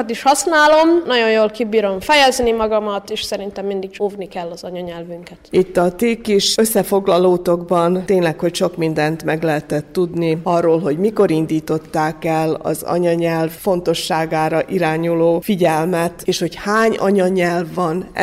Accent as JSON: {"language": "Hungarian", "country": "Hungary", "said": "és hogy én magyar vagyok, mert én nagyon szeretem az ilyen magyar hagyományokat, és én büszke vagyok, hogy magyarnak születtem."}